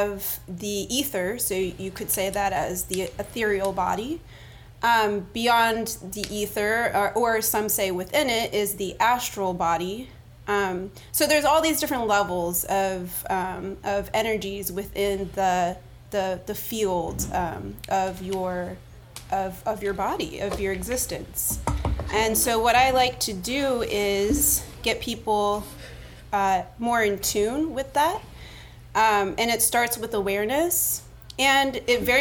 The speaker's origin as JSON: {"language": "English", "town": "Miami", "region": "Florida", "country": "United States", "tie": "born or raised there", "moved": "yes", "lives_now": "New Orleans, United States", "said": "I was born in Miami"}